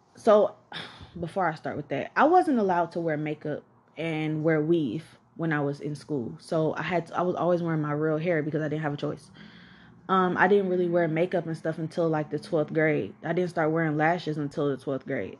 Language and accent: English; College Park, Georgia, United States; also born or lived in Atlanta, Georgia; I grew up in College Park, Georgia